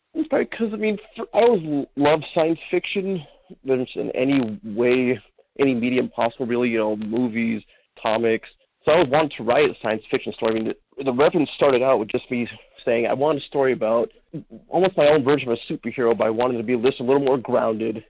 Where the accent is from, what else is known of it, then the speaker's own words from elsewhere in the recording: Pomona, California, United States; now in Perris, United States; I was born in Pomona